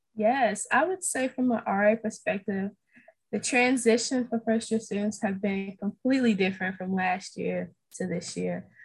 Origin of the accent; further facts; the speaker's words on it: St. Louis, Missouri, United States; I'm originally from St. Louis, Missouri.